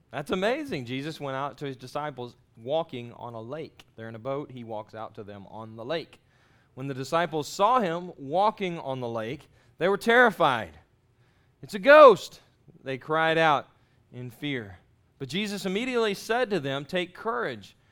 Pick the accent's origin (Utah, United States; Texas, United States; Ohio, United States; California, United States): Texas, United States; moved away as an adult; also born or lived in Jacksonville, Florida; I grew up in Texas and there's no water there where I grew up.